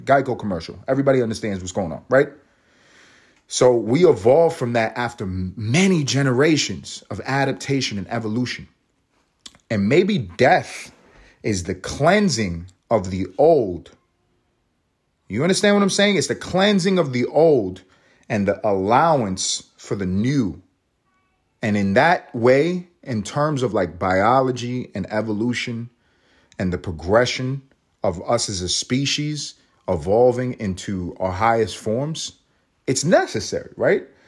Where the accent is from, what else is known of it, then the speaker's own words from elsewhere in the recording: New York, United States; also born or lived in Los Angeles; now in Georgia, United States; I'm in Georgia, but I'm from New York. I, I lived in Los Angeles.